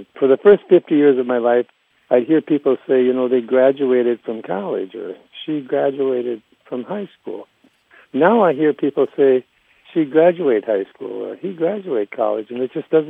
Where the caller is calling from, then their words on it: Fargo, North Dakota, United States; I'm calling from Fargo, North Dakota.